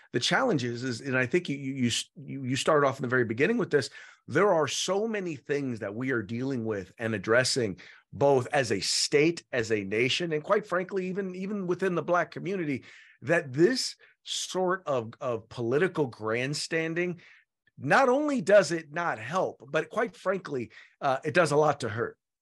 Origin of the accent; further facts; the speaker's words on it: Richmond, California, United States; now in Sacramento, United States; I grew up in Richmond, California, which is, uh, the San, in the San Francisco Bay Area